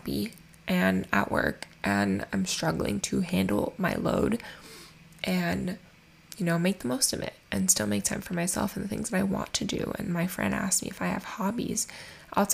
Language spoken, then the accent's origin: English; Miami, Florida, United States; I'm born and raised in Miami